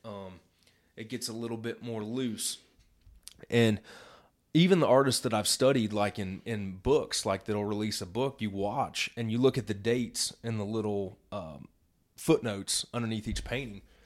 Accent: Midwest, United States; I grew up in the Midwest

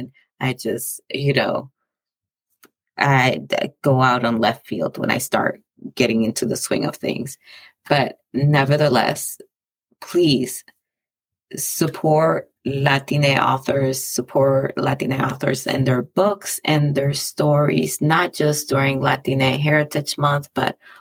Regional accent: Dominican Republic; moved away; my home country, the island that I was born

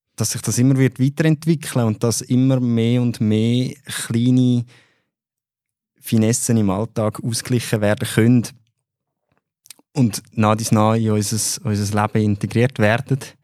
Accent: Switzerland; bei uns in der Schweiz

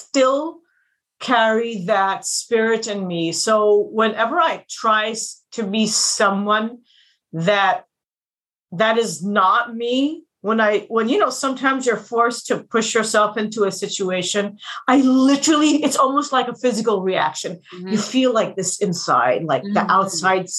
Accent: India; also born or lived in United States; I was born in India. I went to the States when I was a little kid. I stayed there till I was 8 or 9

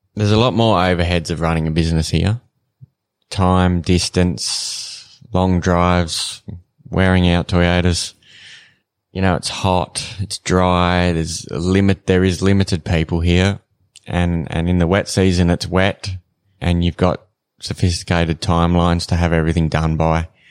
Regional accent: Renmark, South Australia, Australia; moved away as an adult; now in Katherine, Australia; I'm not originally from here. I grew up in South Australia in a town called Remark

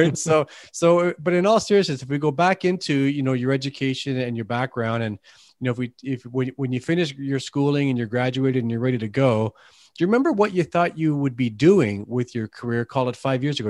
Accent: Canada; accent: Canadian tint; I've got a Canadian tint to my, my dialect here

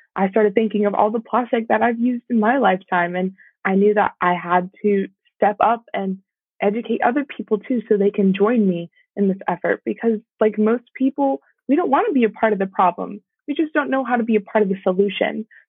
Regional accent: Georgia, United States; my home state

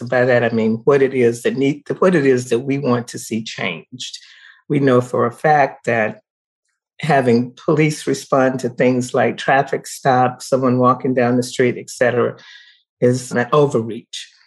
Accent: the South, United States; now in Colorado, United States; I grew up in the South during the times of segregation

